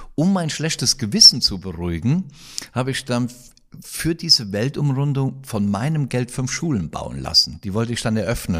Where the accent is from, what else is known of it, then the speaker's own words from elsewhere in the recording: Kroppach, Rhineland-Palatinate, Germany; Das ist hier, das ist Kroppach im Westerwald